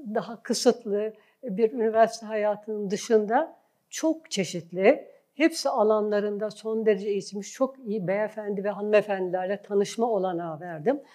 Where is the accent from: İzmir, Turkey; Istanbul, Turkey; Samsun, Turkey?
Istanbul, Turkey; ben İstanbul doğumluyum. Yani ailemde de işte birkaç kuşak boyunca hep İstanbul'da orayı tanıdım. Ee, bütün eğitim hayatım İstanbul'da geçti.